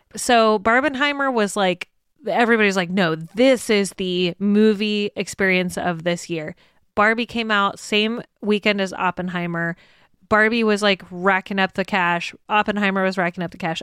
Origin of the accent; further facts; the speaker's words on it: United States; we as American audiences